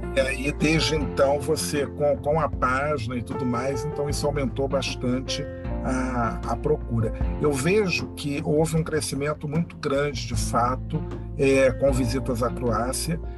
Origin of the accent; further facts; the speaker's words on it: Rio de Janeiro, Brazil; eu sou aqui do Rio de Janeiro, sou carioca